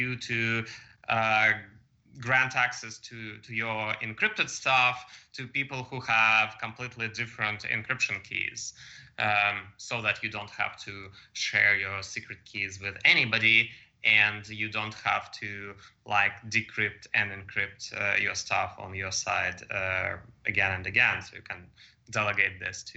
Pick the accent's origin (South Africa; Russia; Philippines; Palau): Russia; moved away as an adult; also born or lived in Australia; now in United States; I'm originally from Russia, and over there I studied in Moscow Institute of Physics and Technology